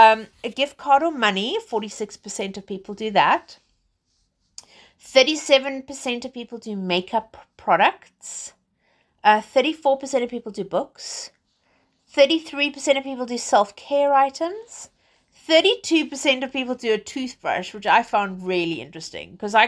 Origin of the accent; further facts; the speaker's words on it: England, United Kingdom; because I'm based in England. I'm British. So, well, British South African, let's say.